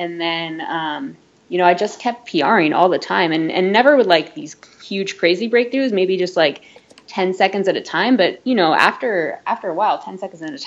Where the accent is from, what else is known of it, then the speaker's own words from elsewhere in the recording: Santa Rosa, California, United States; I grew up in Santa Rosa